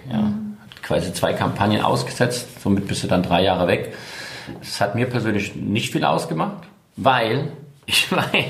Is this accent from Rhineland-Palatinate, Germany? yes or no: yes; Rhineland-Palatinate, Germany; Also ich bin zwar da draußen groß geworden auf dem Land bei Hase, Fuchs und Igel, aber ich würde mal sagen, 95 Prozent spielt sich in Mainz um Mainz ab.